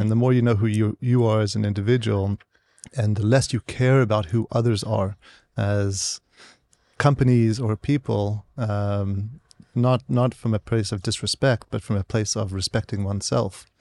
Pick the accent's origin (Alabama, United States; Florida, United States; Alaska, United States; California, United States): California, United States; San Diego; also born or lived in South Africa / St. Louis / New York; I grew up there and was educated there uh, in San Diego